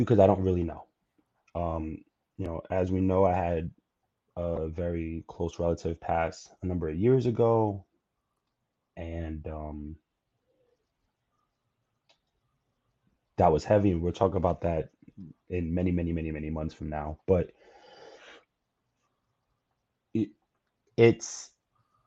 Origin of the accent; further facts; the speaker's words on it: New York City, New York, United States; as a New Yorker